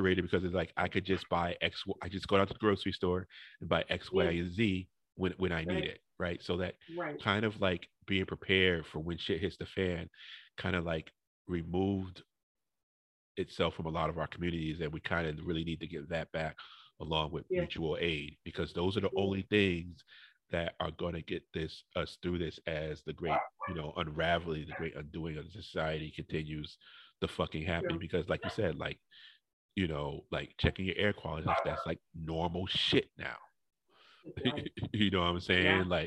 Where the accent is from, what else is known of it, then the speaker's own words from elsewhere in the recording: New Haven, Connecticut, United States; moved away; I grew up in New Haven